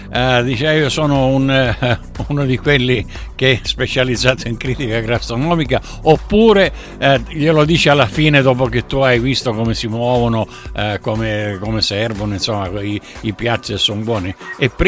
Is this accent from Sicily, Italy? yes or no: yes; Barcellona Pozzo di Gotto, Sicily, Italy; sono nato e cresciuto a Barcellona, Pozzo di Gotto sono due grossi centri del messinese